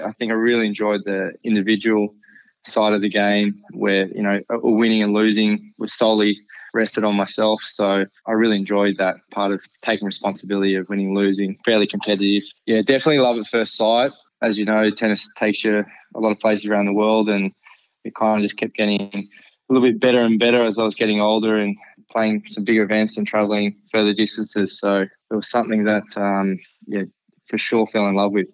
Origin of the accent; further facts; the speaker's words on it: Canberra, Australian Capital Territory, Australia; I grew up in Canberra, which is actually the capital of Australia.